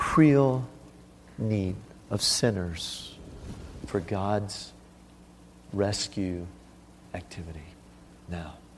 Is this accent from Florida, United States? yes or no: yes; South Florida, United States; moved away as an adult; now in China; I grew up in South Florida on a canal